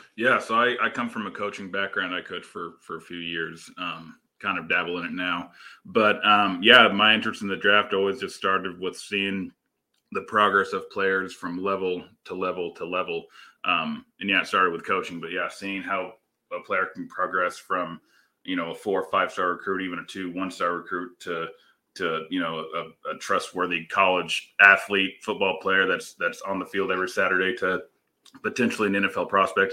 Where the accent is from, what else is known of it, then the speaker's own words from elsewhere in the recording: Missouri, United States; now in California, United States; I'm originally from Missouri, moved out here to California